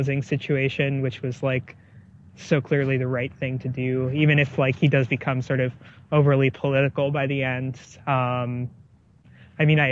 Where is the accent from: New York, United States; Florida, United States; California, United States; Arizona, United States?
New York, United States; New York City; moved away; I'm from New York City originally